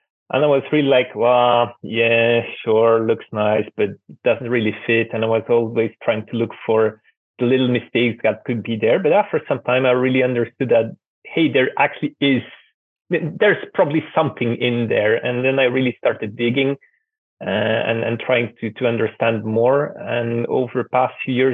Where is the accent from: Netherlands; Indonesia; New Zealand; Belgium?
Belgium; moved away as an adult; also born or lived in Russia / Tajikistan / Georgia / Belarus; now in Ukraine; I'm originally from Belgium. I grew up there, went to school, university